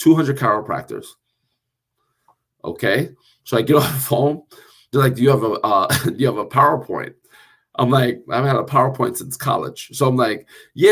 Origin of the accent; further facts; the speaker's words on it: New Jersey, United States; I'm a cat from Jersey